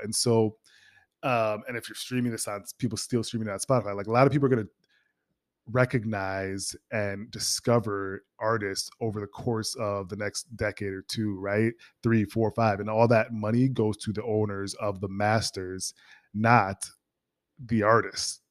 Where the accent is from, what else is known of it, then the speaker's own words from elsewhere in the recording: Minnesota, United States; moved away; Minnesota, my hometown